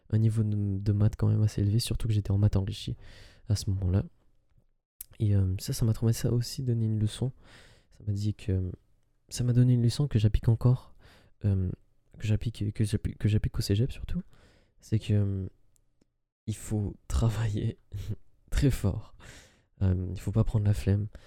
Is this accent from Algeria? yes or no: yes; Algeria; j'avais visité ce parent euh, lors d'un voyage euh, dans mon pays, euh, dans mon pays d'origine, qui est l'Algérie.